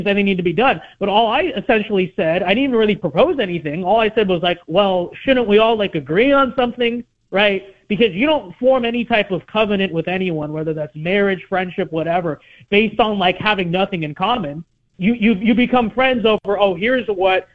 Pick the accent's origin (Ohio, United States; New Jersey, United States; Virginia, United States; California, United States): California, United States; Los Angeles; I grew up in Los Angeles. And I went to public school in Los Angeles